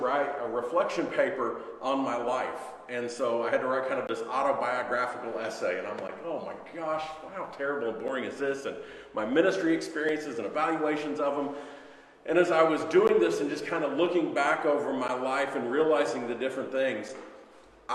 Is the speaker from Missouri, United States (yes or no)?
yes; Missouri, United States; moved away as an adult; also born or lived in Philadelphia, Pennsylvania; My wife and I grew up in Missouri